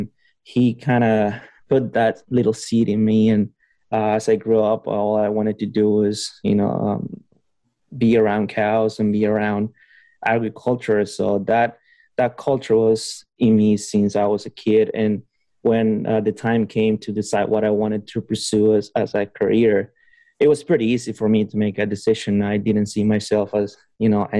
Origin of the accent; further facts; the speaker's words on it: Honduras; also born or lived in Costa Rica / California; now in Davis, United States; I was born and raised in Honduras